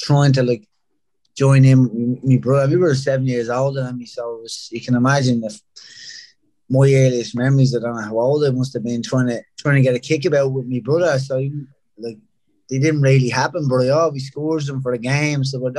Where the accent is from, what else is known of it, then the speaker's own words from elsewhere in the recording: Dublin, Leinster, Ireland; moved away as an adult; also born or lived in Rathcoole; I grew up in Ringsend until I was about 6 or 7, and then moved across the river to East Wall. Lived there another like 7 or 8 years